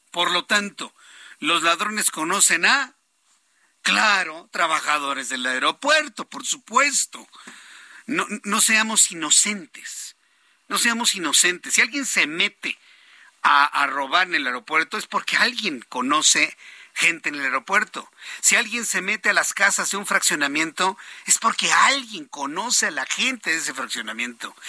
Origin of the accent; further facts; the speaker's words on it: Mexico; a mí como mexicano